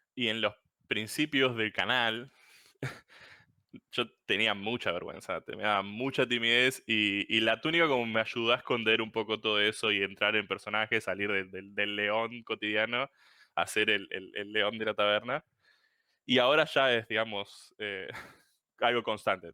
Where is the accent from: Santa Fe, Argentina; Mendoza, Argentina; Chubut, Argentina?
Chubut, Argentina; Puerto Madryn; soy de Chubut, Puerto Madryn, un, pueblito bien perdido por el sur de la Patagonia